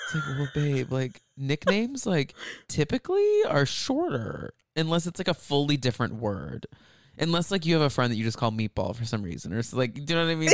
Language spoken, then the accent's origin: English; outside of Dallas, Texas, United States; I grew up outside of Dallas